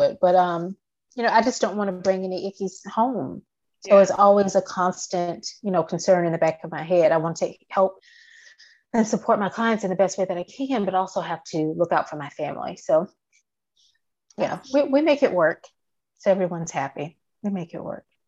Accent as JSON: {"language": "English", "region": "Virginia", "country": "United States", "tie": "born or raised there", "also_born_or_lived": "Atlanta, Georgia", "moved": "as an adult", "lives_now": "Georgia, United States", "said": "I am from the Atlanta area, and um, I was raised in Virginia primarily"}